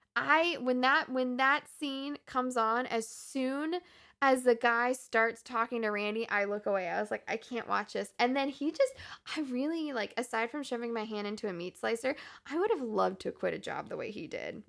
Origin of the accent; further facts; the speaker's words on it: the North, United States; we grew up in the North.